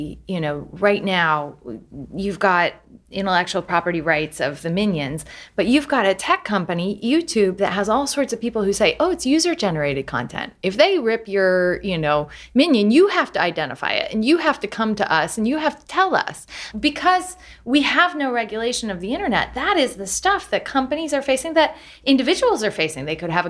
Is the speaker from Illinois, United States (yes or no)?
yes; Galesburg, Illinois, United States; growing up in Galesburg, Illinois, I remember when my dad said, nobody's ever going to order pizza on, you know, the internet